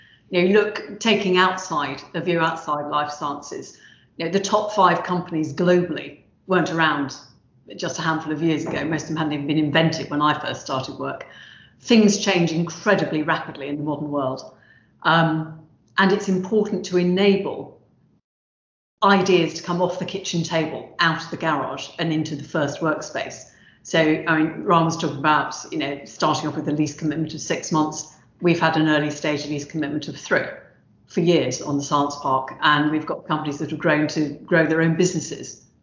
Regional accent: London, United Kingdom; now in Southampton, United Kingdom; I grew up in South London and the one that I now enjoy down here in Southampton

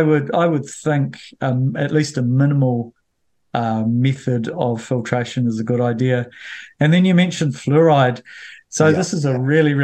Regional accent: Bulls, Manawatū-Whanganui, New Zealand; when we had tank water when I grew up in Bulls

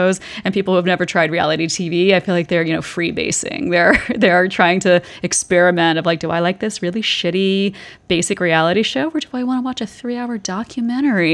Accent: the South, United States; I was raised in the South

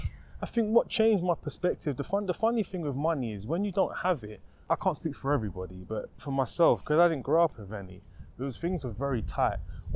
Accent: United Kingdom; we're British, darling.

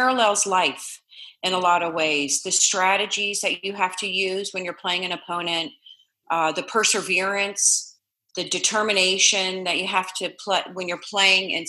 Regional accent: Cincinnati, Ohio, United States; moved away as an adult; also born or lived in Saratoga Springs, New York; now in Orlando, United States; I grew up in Cincinnati, Ohio. My childhood revolved around Cincinnati, Ohio.

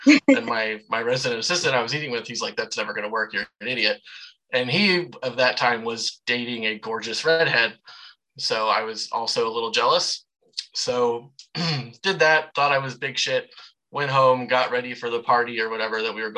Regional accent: Savannah, Georgia, United States; accent: Savannah; also born or lived in Macon, Georgia; now in O'Fallon, United States; I grew up in Savannah, so you'll hear tinges of that accent when I say certain things like car oil or fry oil

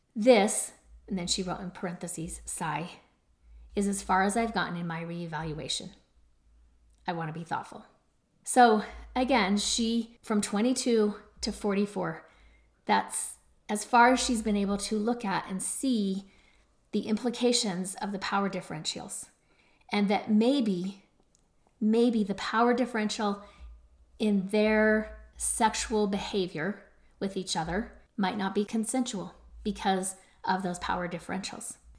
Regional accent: Utah, United States; my home state of Utah

